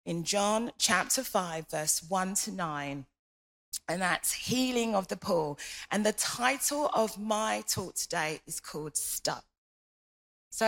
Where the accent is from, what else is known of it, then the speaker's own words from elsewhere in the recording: London, United Kingdom; moved away as an adult; now in Hertfordshire, United Kingdom; I'm from London